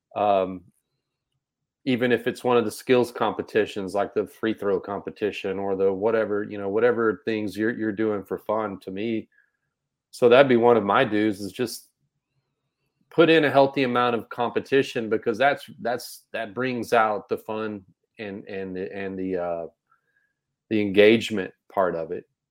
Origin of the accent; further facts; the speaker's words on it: Texas, United States; I'm from Texas, we all play football